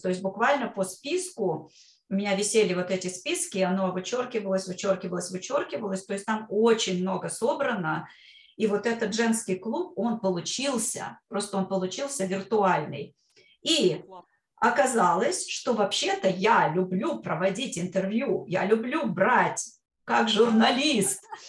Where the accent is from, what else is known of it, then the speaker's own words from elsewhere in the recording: Kostroma, Kostroma Oblast, Russia; moved away as an adult; also born or lived in Brooklyn, New York; now in New York, United States; когда я возвращалась в свою родную Кострому, э, я из Костромы родом